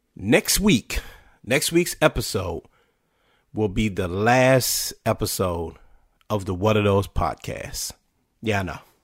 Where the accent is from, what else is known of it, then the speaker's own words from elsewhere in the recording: Washington, United States; spent years playing for my hometown, then called Washington Redskins